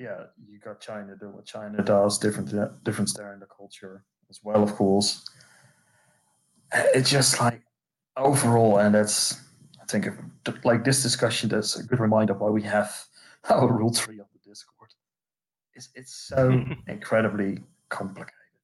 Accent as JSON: {"language": "English", "country": "Netherlands", "said": "I'm from the Netherlands"}